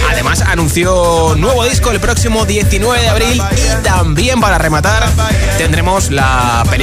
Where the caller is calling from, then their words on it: Palma de Mallorca, Balearic Islands, Spain; Pero desde Palma de Mallorca.